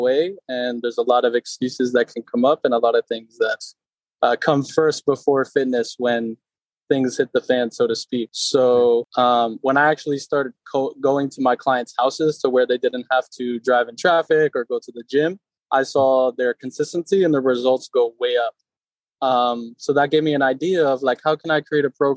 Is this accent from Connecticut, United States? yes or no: yes; Norwalk, Connecticut, United States; moved away as an adult; now in Los Angeles, United States; So I'm originally from Norwalk, Connecticut, born and raised